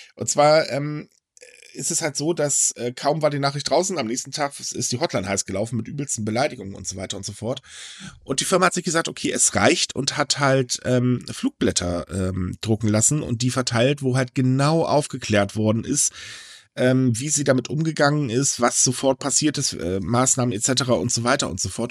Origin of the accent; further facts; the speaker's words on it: Germany; Also bei uns in Deutschland